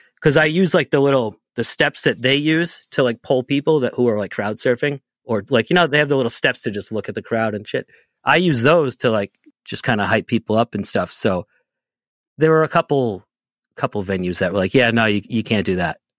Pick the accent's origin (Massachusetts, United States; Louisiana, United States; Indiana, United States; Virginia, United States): Massachusetts, United States; Boston; I'm from the Boston area